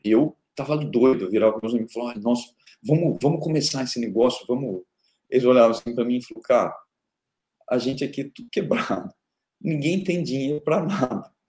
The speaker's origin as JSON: {"language": "Portuguese", "town": "Araraquara", "region": "São Paulo", "country": "Brazil", "tie": "born or raised there", "said": "eu nasci em Araraquara, interior de São Paulo, no Brasil"}